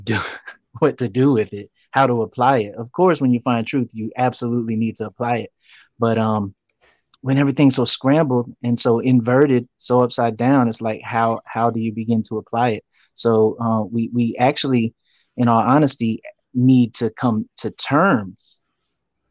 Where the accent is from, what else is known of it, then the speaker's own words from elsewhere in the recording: United States; we as the American people